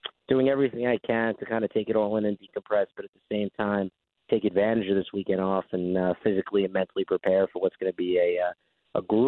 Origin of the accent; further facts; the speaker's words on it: New York, United States; us New Yorkers